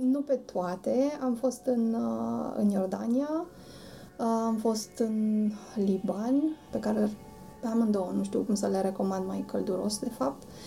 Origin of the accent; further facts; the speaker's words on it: Romania; suntem din România